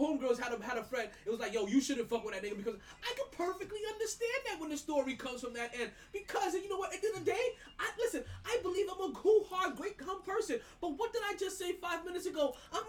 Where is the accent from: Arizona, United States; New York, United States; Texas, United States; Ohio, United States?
New York, United States; I'm a New Yorker, but when they say shit is different in Florida, shit is just different in Florida.